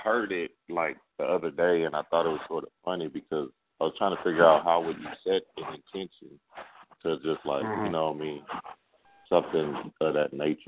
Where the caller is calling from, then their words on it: Houston, Texas, United States; Houston, Texas.